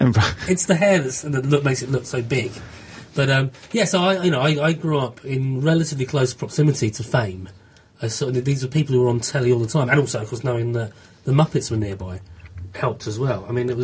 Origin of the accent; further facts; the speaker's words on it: Borehamwood, East of England, United Kingdom; I grew up in Boreham Wood, where they filmed not only Star Wars and Superman and Indiana Jones, but also Top of the Pops for a good 10 years.